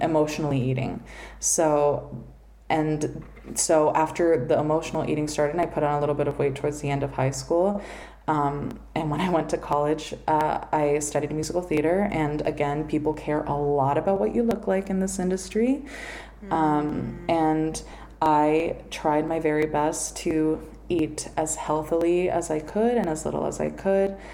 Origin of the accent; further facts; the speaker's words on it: Miami, Florida, United States; I grew up here in Miami